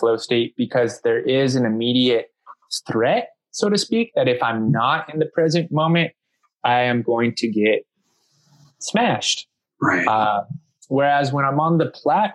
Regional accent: San Diego, California, United States; I'm born and raised in San Diego, California.

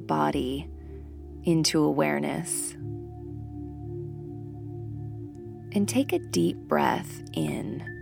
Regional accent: Monterey, California, United States; my hometown of Monterey, California

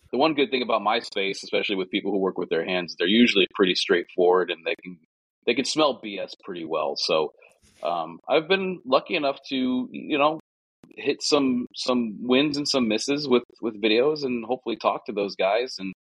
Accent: Connecticut, United States; from Connecticut

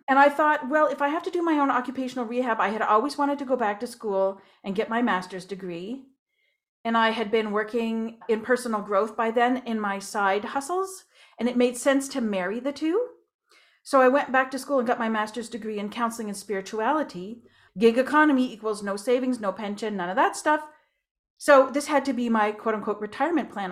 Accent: Moncton, New Brunswick, Canada; moved away; also born or lived in Ontario; I was born in Moncton, New Brunswick

